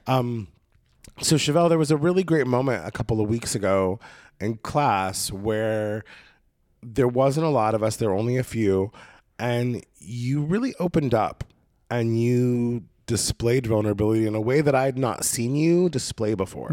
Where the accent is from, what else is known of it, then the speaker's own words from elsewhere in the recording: Oregon, United States; moved away as an adult; now in Los Angeles, United States; my experience in Oregon State growing up on the coast